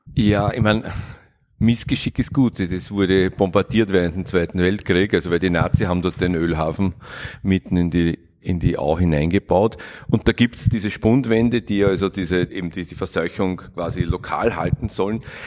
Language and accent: German; Vienna, Austria; Ich bin in Kagran aufgewachsen